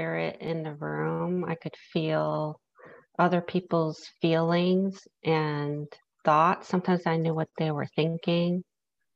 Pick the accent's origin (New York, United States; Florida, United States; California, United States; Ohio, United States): New York, United States; New York City; I grew up in New York City